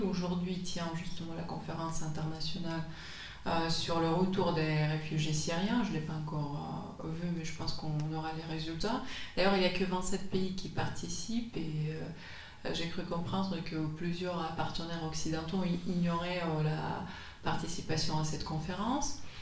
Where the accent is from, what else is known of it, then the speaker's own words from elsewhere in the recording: Russia; en tant que russe